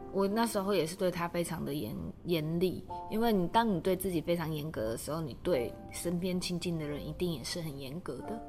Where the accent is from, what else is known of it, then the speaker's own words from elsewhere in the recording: Kaohsiung, Taiwan; now in Taipei, Taiwan; 因为我，我是高雄人，然后我可能来台北之后